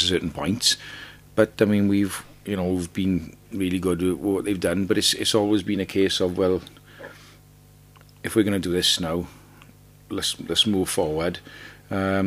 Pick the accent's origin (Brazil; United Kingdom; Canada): United Kingdom; Wales; accent: Welsh; I'm in Tunisia from Wales